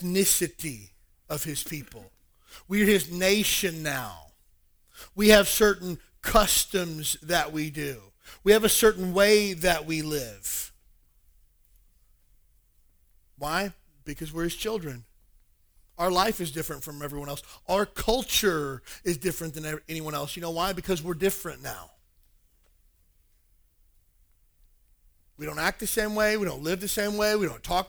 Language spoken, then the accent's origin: English; the South, United States; moved away; I'm originally from the South